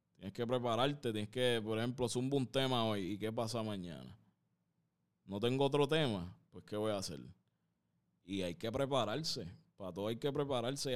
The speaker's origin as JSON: {"language": "Spanish", "town": "San Juan", "country": "Puerto Rico", "tie": "born or raised there", "said": "yo me crié en un barrio, cabrón. donde Yo vengo de, de Santurce, aquí mismo"}